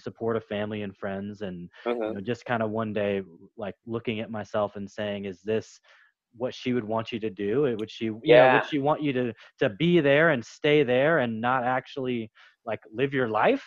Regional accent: United States; growing up in America, American home, all regular kind of stuff

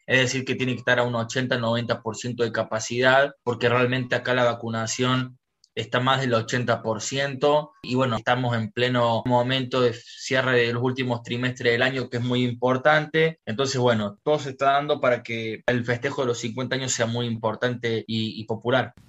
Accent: Córdoba, Argentina; moved away as an adult; now in Orlando, United States; Originalmente soy de Córdoba, Argentina

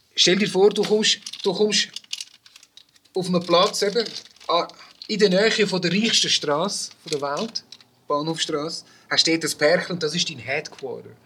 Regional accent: Brazil; also born or lived in Zurich; now in Switzerland; meine Herkunft als Brasilianer

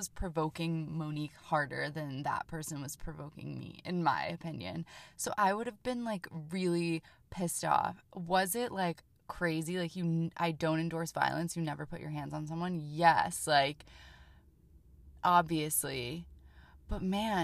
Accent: Jersey City, New Jersey, United States; I'm from New Jersey, but from the area. I'm from Jersey City

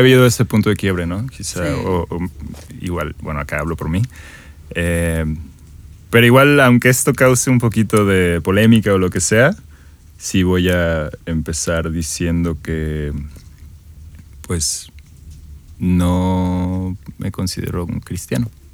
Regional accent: Mexico; Soy, soy un mexicano eh, de 25 años

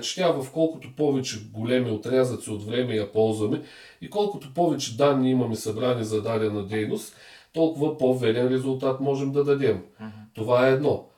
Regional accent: Bulgaria; като един българин държа да го кажа много важно, защото ние българите сме със специфична вяра

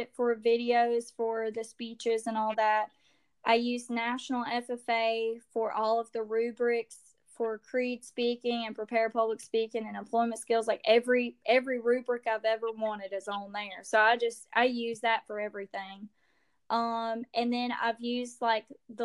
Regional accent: Louisiana, United States; I'm Cajun. I'm from Louisiana

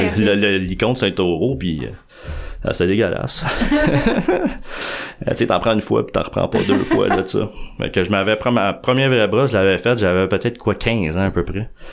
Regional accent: Montreal, Quebec, Canada; je suis né à Montréal. Dans le fond, quand j'étais tout jeune, je suis dans Montréal.

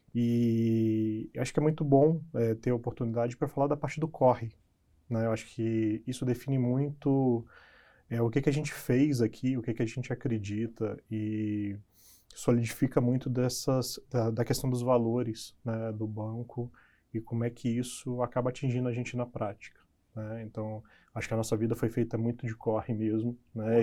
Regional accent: interior of Minas Gerais, Brazil; eu venho do interior de Minas, uma cidade muito pequena

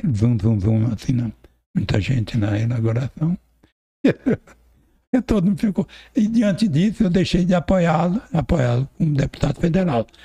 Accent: Palmas, Tocantins, Brazil; also born or lived in São Paulo; nós temos fazenda lá, onde é o Jaú. Eu nasci lá. Eu sou o único palmense.

